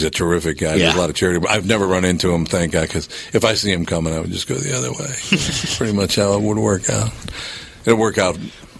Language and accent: English; Minnesota, United States; I'm from Minnesota